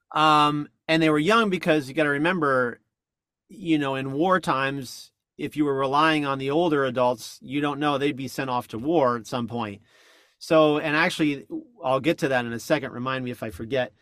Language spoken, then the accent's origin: English; New Jersey, United States; I grew up in North Jersey